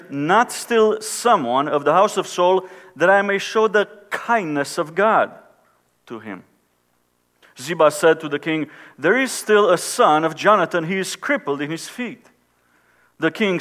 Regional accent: Romania; now in United States; I was born and raised in Romania, when Romania was under communism

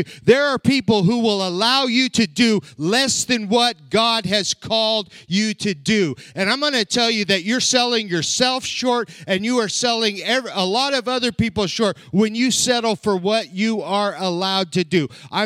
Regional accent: southern Colorado, United States; moved away as an adult; also born or lived in Ukraine; now in Lexington, Nebraska, United States; I was born and raised in southern Colorado

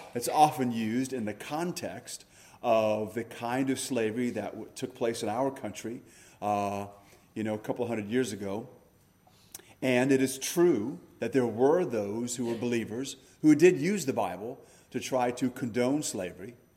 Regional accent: United States; we are Americans first and we're Christians second

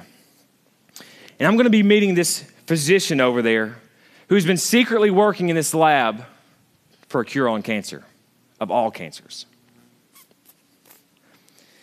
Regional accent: United States; I grew up in Hunter's Trail, literally just like 200 yards that way or 100 yards

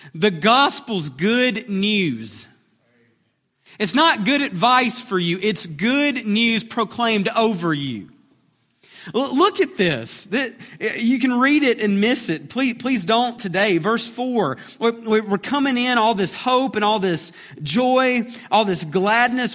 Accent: Alabama, United States; we're from Alabama

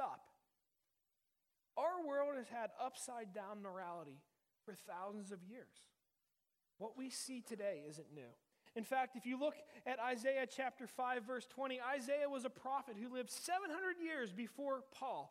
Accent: Uniontown, Pennsylvania, United States; I grew up in Uniontown, which is in Western Pennsylvania

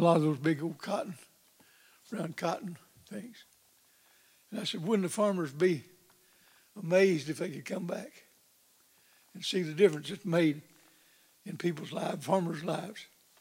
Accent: Big Flat, Arkansas, United States; I was born and raised in the Ozark Mountains

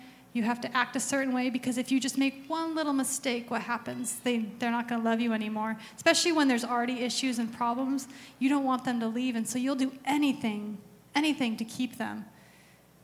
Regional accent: Arizona, United States; I grew up in Arizona, and that's all my dad listened

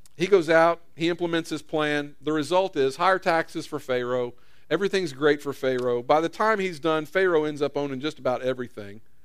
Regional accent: United States; I was born in America

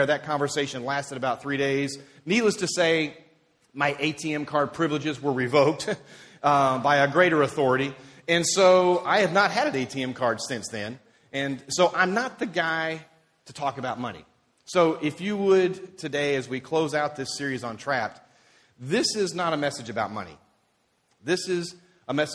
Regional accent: Dover, Tennessee, United States; growing up in Dover, Tennessee, is where I grew up

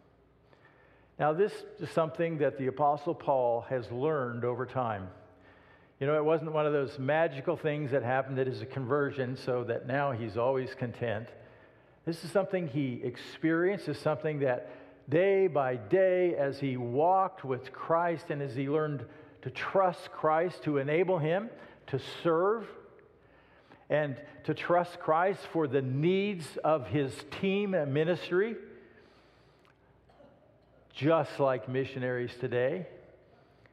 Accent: United States; I was born in the United States of America.

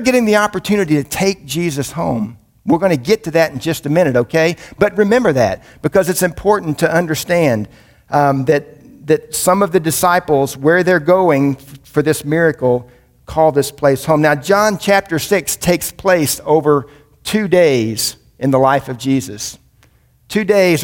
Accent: Indiana, United States; moved away as an adult; also born or lived in Birmingham, Alabama; And I grew up in Indiana, which was about 6 hours north of Birmingham

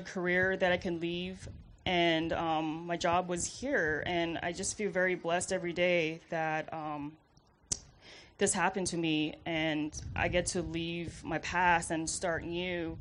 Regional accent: Hawaii, United States; moved away; I'm originally from Hawaii, so very far

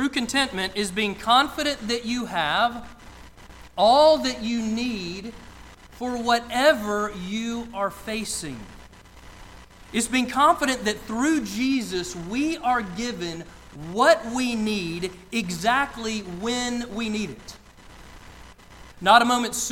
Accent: outside of Atlanta, Georgia, United States; I grew up outside of Atlanta

